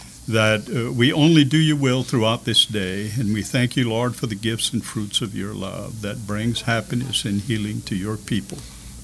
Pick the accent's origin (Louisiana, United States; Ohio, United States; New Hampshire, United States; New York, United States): Louisiana, United States; Scott; I was born and raised in Scott, Louisiana, just outside Lafayette. And I was brought up as a cradle Catholic. My parents were very extremely devoted Catholics. Both of them of German ancestry